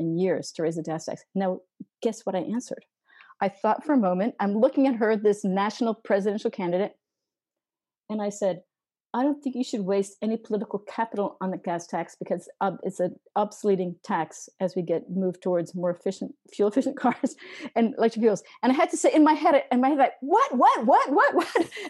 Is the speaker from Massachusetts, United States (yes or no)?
yes; Massachusetts, United States; I'm from Massachusetts.